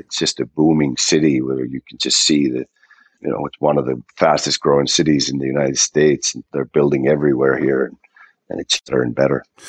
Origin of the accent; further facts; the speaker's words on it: Finland; now in Columbus, United States; I'm from Finland